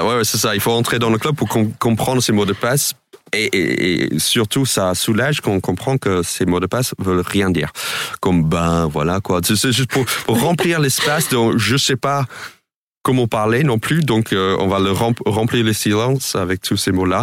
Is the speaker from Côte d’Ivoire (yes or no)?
no; United States; French is a second language; moved away as an adult; now in France; en tant qu'Américain